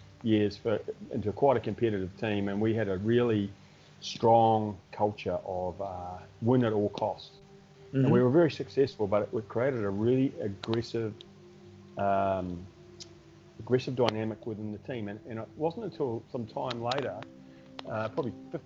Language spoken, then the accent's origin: English; New Zealand; now in Australia; I'm a Kiwi